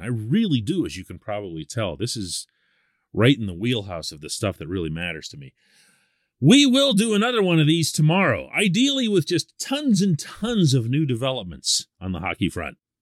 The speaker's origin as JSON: {"language": "English", "town": "Pittsburgh", "region": "Pennsylvania", "country": "United States", "tie": "born or raised there", "said": "I'm born and raised in Pittsburgh"}